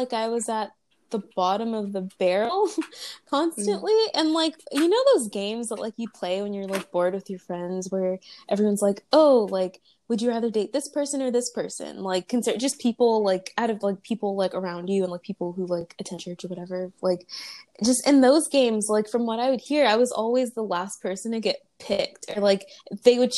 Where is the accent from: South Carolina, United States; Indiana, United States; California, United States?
California, United States; Riverside; also born or lived in Los Angeles / Long Beach / Inland Empire; from ages 10 to 16, I lived in Riverside